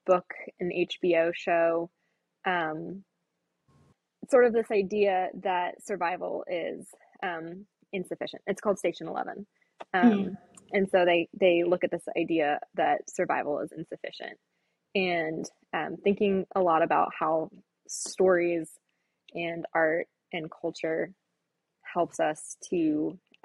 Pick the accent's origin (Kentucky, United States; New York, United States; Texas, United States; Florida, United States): Florida, United States; moved away as an adult; now in Indianapolis, United States; I'm from Florida originally and didn't have a thought about moving to Indiana